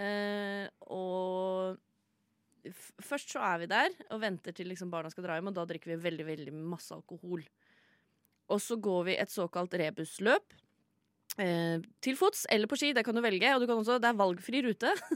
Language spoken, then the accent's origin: Norwegian; Sande, Vestfold, Norway; Jeg er fra Sande i Vestfold